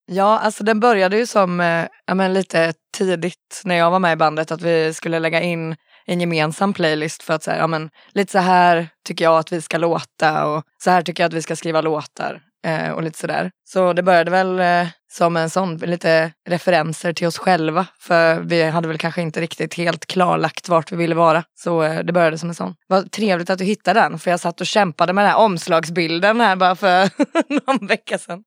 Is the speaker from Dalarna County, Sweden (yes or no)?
yes; Falun, Dalarna County, Sweden; moved away; Jag är från Falun och jag har ju lite ynnesten att ha liksom en farsa som har spelat grindcore och så under hela min uppväxt.